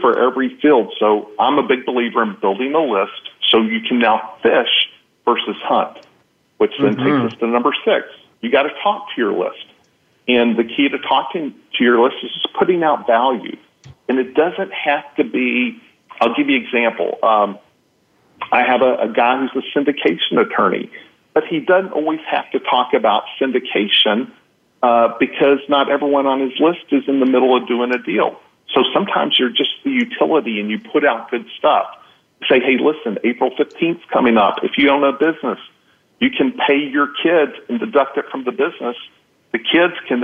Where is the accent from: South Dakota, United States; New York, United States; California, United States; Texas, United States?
Texas, United States; I'm from Texas